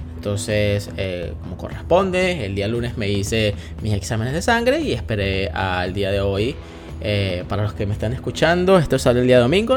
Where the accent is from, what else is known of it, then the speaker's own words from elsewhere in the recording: Venezuela; moved away as an adult; yo soy venezolano eh, y eh, ya no estoy en Venezuela